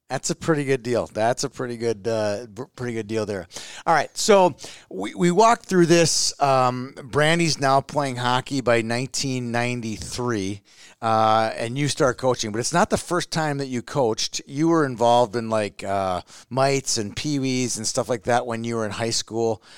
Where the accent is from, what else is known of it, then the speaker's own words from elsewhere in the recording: Minneapolis, Minnesota, United States; I grew up in Minneapolis